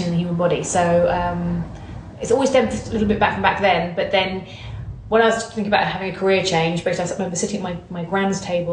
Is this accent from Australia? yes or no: no; United Kingdom; also born or lived in Bournemouth; I grew up and lived in west side of London, so sort of Buckinghamshire way